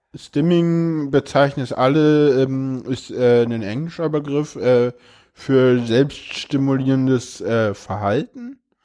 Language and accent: German; Berlin, Germany; ich komme aus Berlin, da machen die Leute sowas